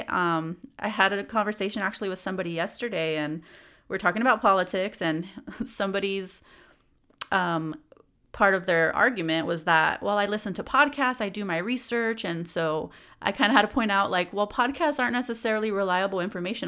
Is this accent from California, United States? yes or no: yes; San Gabriel Valley, California, United States; also born or lived in East Los Angeles, California / Spain / Inland Empire, California; now in Ontario, United States; growing up in the San Gabriel Valley for most of my life